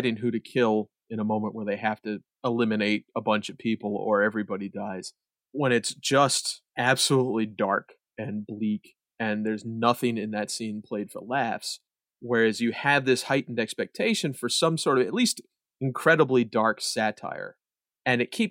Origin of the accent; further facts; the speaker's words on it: Newark, Delaware, United States; we are also from Newark, Delaware.